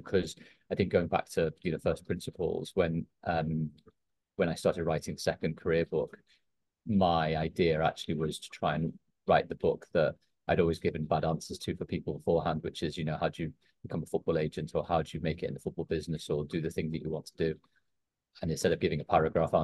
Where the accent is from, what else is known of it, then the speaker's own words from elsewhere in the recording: Liverpool, North West England, United Kingdom; I grew up in Liverpool as a big Liverpool fan